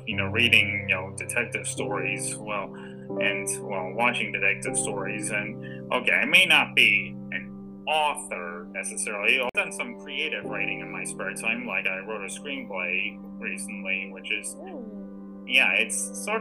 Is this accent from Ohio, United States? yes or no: yes; Ohio, United States; now in North Carolina, United States; I'm originally from Ohio. I've been living in North Carolina for, about 10 years now.